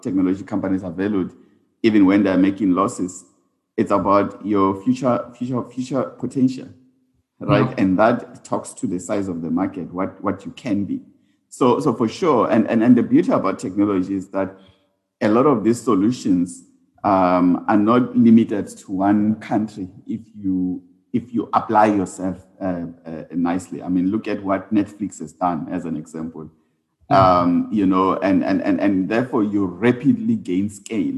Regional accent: South Africa; also born or lived in Uganda; as South African firms going into the continent

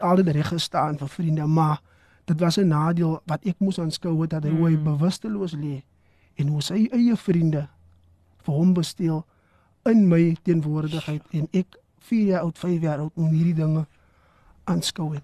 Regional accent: Valhalla Park, Western Cape, South Africa; soos ek groot geword het in Vaalpark

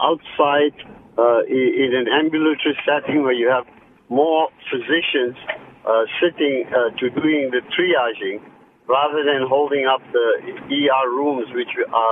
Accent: South Africa; I came from South Africa, And if we had people that were ambulating, we send them directly to get those things done.

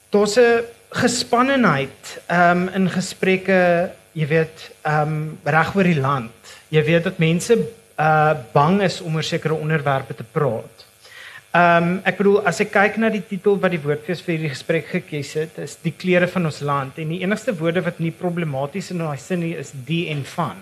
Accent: Johannesburg, Gauteng, South Africa; moved away; ek as 'n transplante Joburger

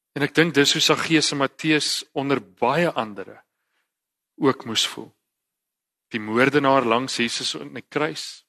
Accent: Eastern Cape countryside, South Africa; Ek is 'n gewone ouetjie van die Oos-Kaapse platteland.

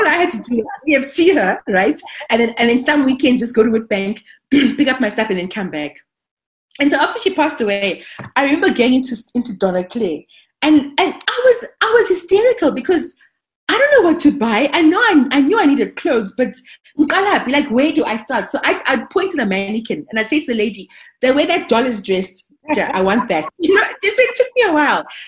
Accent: Harare, Zimbabwe; moved away as an adult; now in South Africa; I was growing up in Harare

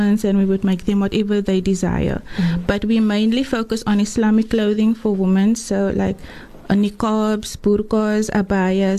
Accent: Atlantis, Western Cape, South Africa; now in Bellville, South Africa; I'm from Atlantis, originally from Atlantis. I grew up there and I'm currently living in Bellville.

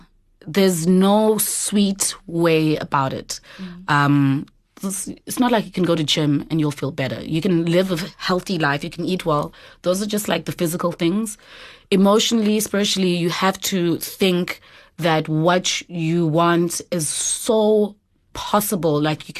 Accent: Eastern Cape, South Africa; So I'm originally from the Eastern Cape.

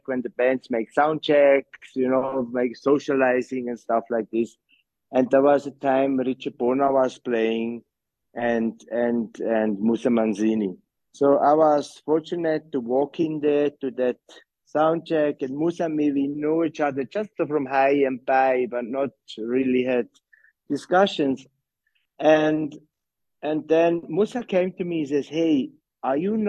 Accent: Switzerland; moved away as an adult; also born or lived in Johannesburg, South Africa; now in South Africa; I'm from Switzerland

